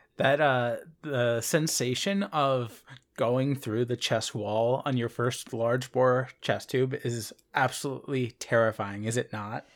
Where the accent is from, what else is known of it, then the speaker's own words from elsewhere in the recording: Philadelphia, Pennsylvania, United States; I am from Philadelphia